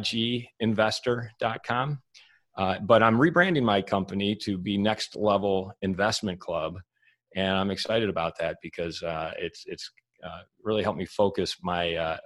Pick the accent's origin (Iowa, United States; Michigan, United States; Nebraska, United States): Michigan, United States; moved away as an adult; also born or lived in Santa Monica, California; I moved back to Michigan, because I'm from Michigan originally